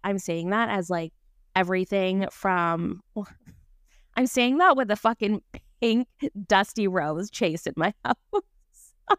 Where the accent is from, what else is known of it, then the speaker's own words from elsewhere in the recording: Vancouver, British Columbia, Canada; moved away; I was born and raised in Vancouver, B C, so I'm a Canadian girly